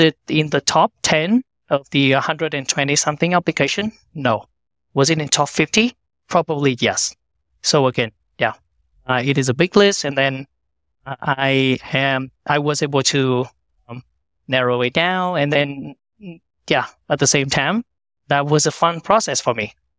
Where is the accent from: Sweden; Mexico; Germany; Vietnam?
Vietnam; moved away as an adult; now in United States; I was born and raised in Vietnam